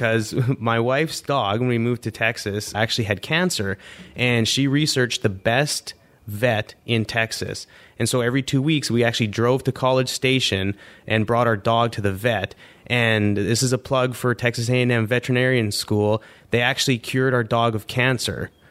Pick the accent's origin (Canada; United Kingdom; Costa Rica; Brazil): Canada; growing up in Canada, I didn't even know what an Alouette was